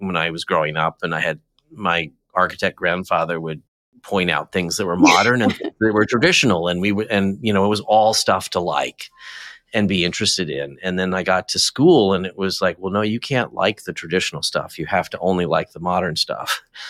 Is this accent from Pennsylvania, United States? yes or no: no; New Jersey, United States; also born or lived in Midwest / Southern California; I was born in the Midwest, but my dad worked on Wall Street and we lived out on a farm in New Jersey.